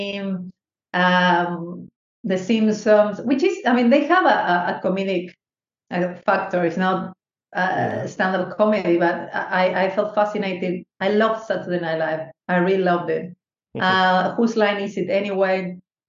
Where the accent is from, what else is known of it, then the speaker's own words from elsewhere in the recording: Argentina; English is a second language; moved away as an adult; also born or lived in Córdoba; now in London, United Kingdom; growing up in Argentina, when I was a child, I always watched comedy